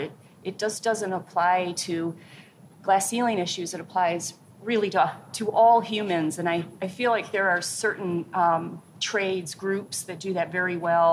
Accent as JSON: {"language": "English", "town": "Pontiac", "region": "Michigan", "country": "United States", "tie": "born or raised there", "said": "I grew up right outside of Pontiac, Michigan"}